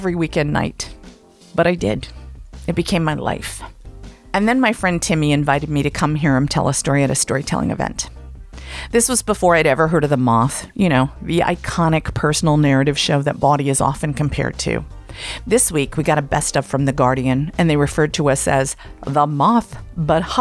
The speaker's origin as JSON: {"language": "English", "area": "Blue Ridge Mountains", "region": "Appalachia", "country": "United States", "tie": "born or raised there", "also_born_or_lived": "Atlanta, Georgia / San Francisco, California", "moved": "as an adult", "said": "I was a misfit from the Blue Ridge Mountains who just didn't fit in. I moved to the big city of Atlanta at 18"}